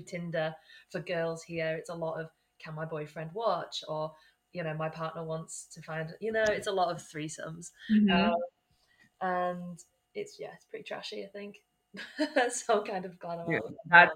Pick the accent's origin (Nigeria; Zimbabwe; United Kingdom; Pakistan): United Kingdom; England; also born or lived in United States; I am from England.